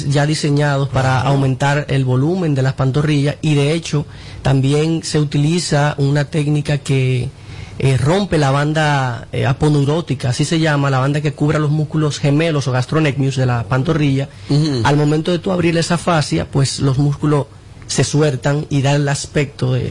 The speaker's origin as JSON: {"language": "Spanish", "country": "Dominican Republic", "also_born_or_lived": "Mexico", "said": "a veces se nos pega un poquito el acento, pero soy puramente dominicano."}